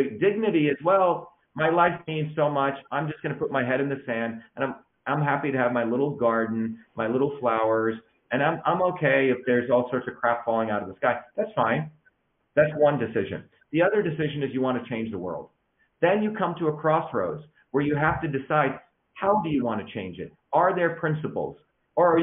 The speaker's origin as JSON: {"language": "English", "town": "Mumbai", "region": "Maharashtra", "country": "India", "tie": "born or raised there", "moved": "yes", "said": "when I was growing up in India, in Bombay"}